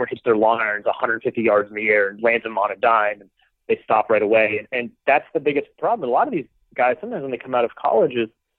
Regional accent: Clarkston, Washington, United States; this just doesn't happen for guys from where I'm from Clarkson, Washington.

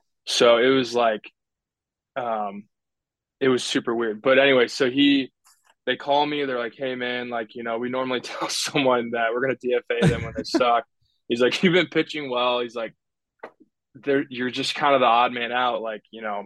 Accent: Chicago, Illinois, United States; my whole dad's side's from Ohio, and I grew up in the Chicago area

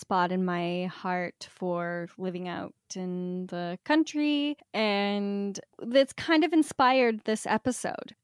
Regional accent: Canada; being Canadian

